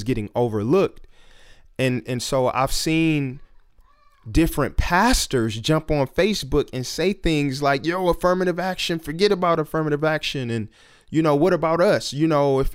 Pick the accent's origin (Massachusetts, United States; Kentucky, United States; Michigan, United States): Michigan, United States; Detroit; growing up in Detroit